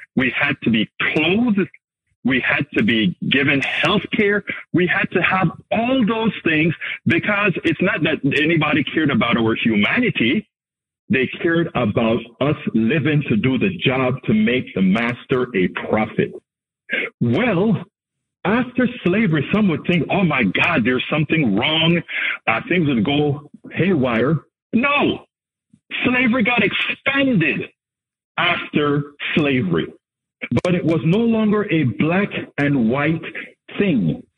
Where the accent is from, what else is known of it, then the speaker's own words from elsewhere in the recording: Panama; I'm from Panama